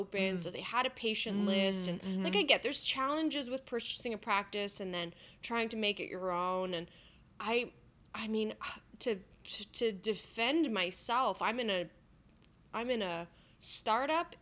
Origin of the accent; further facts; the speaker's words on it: Canada; I'm Canadian